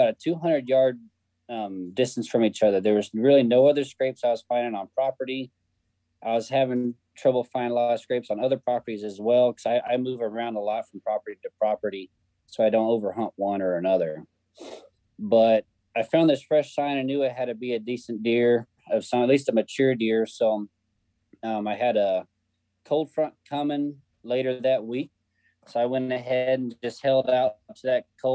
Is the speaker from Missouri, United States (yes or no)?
yes; Kansas City, Missouri, United States; I'm from Kansas City, Missouri